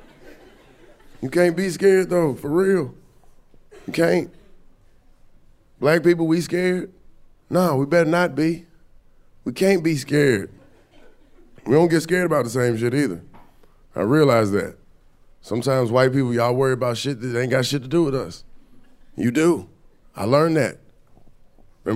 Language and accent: English; Atlanta, Georgia, United States; moved away; I'm from Atlanta, I'm from the South. I was back home like 2 weeks ago